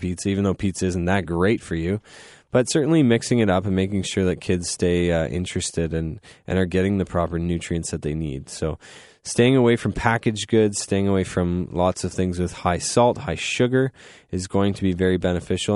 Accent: Goderich, Ontario, Canada; now in London, Canada; I'm from Goderich, so we didn't have a cafeteria

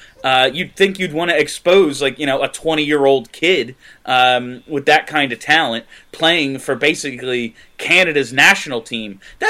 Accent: Philadelphia, Pennsylvania, United States; I'm from Philly

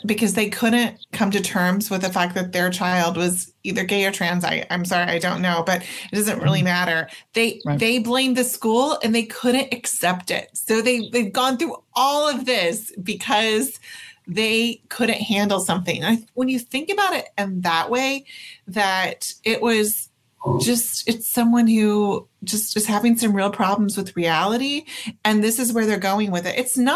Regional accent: Oklahoma, United States; I was born and raised in Oklahoma

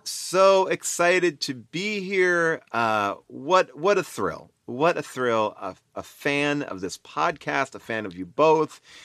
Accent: Long Island, New York, United States; moved away as an adult; I was from Long Island

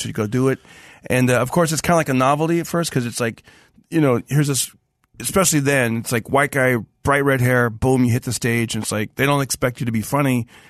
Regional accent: Fresno, California, United States; moved away as an adult; now in Los Angeles, United States; doing comedy in Fresno first, my hometown

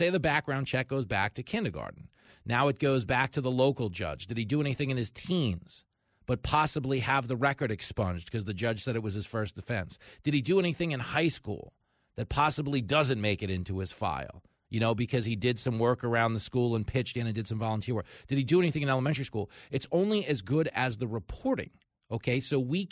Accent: Levittown, New York, United States; I was raised in Levittown

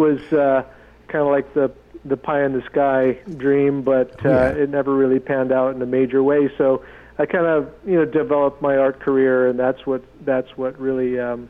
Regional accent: Seattle, Washington, United States; I'm a Tlingit tribal member. I grew up in the Seattle area.

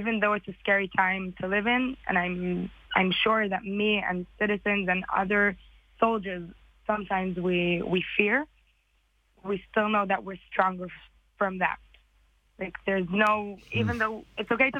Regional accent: Israel; also born or lived in United States; I was born in America and I came to Israel when I was 6.

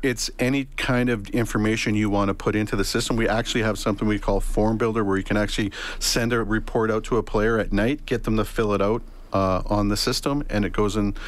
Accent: Leduc, Alberta, Canada; moved away as an adult; also born or lived in Saskatchewan / Edmonton / Bermuda; now in Halifax, Canada; I lived in uh, Leduc uh, for the majority of my life. I was born in Saskatchewan. My dad was a welder, so we moved to to uh, uh, Leduc

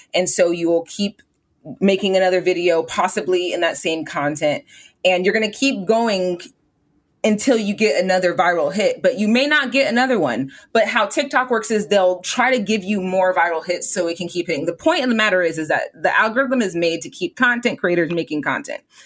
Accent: Southern California, United States; I'm from Southern California. Like I'm from like I'm this is my home

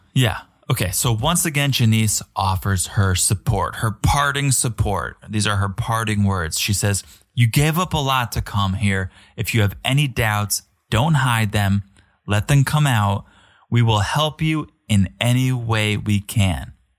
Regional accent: United States

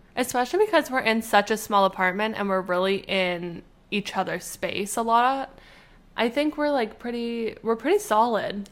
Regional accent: Canada; we're from Canada

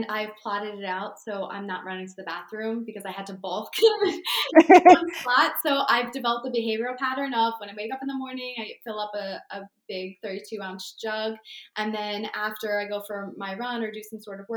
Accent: Barnegat, New Jersey, United States; I grew up in Barnegat nearby

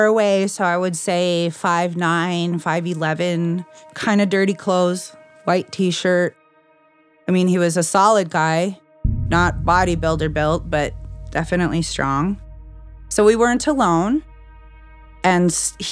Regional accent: Blood Reserve, Alberta, Canada; I'm a member of the Blood Tribe. Because I'm from the Blood Reserve, I have a lot of friends and family on both sides

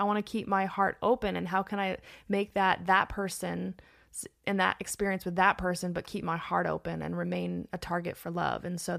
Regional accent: Los Angeles, California, United States; Born and raised in Los Angeles.

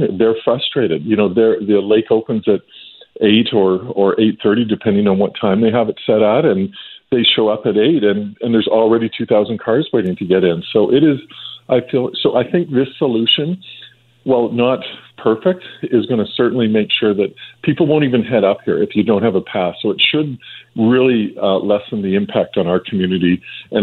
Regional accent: British Columbia, Canada; we all as a British Columbians

